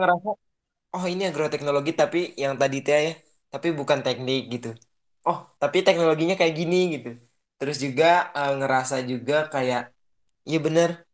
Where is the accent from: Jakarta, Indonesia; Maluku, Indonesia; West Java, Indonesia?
West Java, Indonesia; Subang; now in Tanjung Sari, Sumedang, Indonesia; kota aku pun di Subang